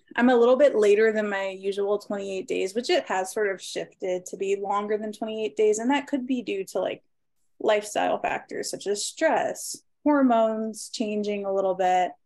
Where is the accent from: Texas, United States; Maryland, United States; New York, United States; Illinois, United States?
Maryland, United States; now in Rocky River, United States; I'm originally from Maryland, but I currently reside right outside of Cleveland, Ohio, uh, specifically Rocky River